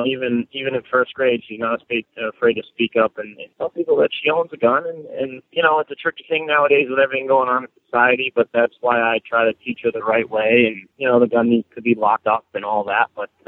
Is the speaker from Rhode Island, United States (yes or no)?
yes; Cranston, Rhode Island, United States; I'm actually from Cranston, Rhode Island.